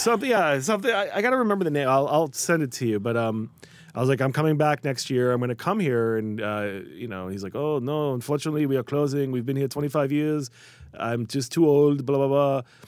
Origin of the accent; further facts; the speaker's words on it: Skokie, Illinois, United States; moved away; also born or lived in New York; I was born in Skokie, and, you know, my, my earliest memories in Chicago are Skokie